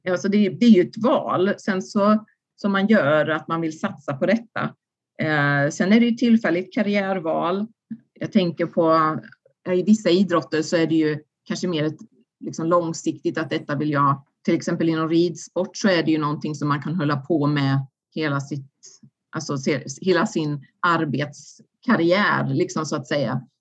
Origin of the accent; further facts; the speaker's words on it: Sweden; man har ju ändå växt upp i det här systemet. Som svensk idrottare så har man ju fått väldigt mycket av idrotten